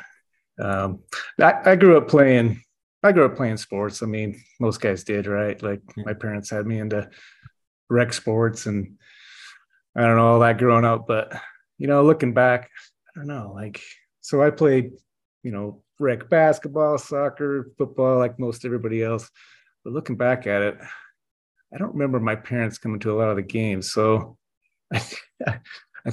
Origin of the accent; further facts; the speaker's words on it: Draper, Utah, United States; accent: Utah drawl; also born or lived in Lehi, Utah; But I grew up in Draper